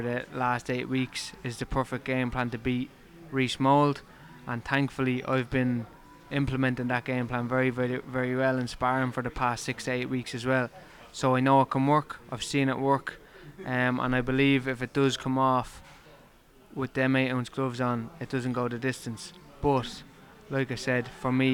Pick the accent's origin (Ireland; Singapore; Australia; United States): Ireland; moved away as an adult; now in Liverpool, United Kingdom; I'm Irish